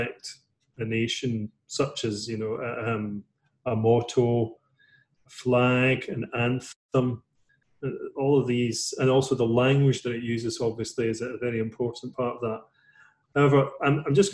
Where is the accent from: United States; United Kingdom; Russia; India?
United Kingdom; also born or lived in London; as a British person